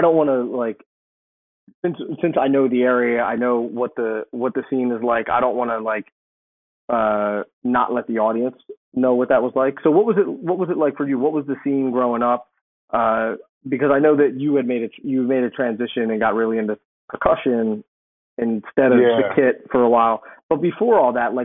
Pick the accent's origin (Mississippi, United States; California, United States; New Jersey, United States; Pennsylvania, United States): Pennsylvania, United States; Philadelphia; being from Philadelphia